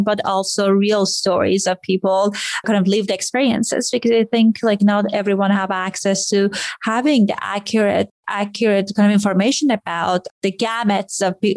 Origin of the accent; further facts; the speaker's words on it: Iran; moved away; I grew up in Iran